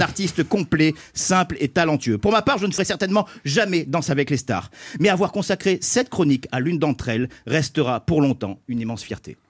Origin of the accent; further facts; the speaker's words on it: Nice, Provence-Alpes-Côte d'Azur, France; je suis niçois d'origine vietnamienne